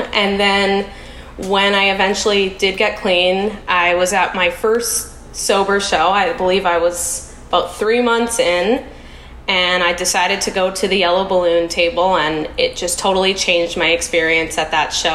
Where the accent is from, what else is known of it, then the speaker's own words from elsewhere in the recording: Canada; moved away as an adult; now in United States; I'm Canadian um, I'm a Canadian living in the US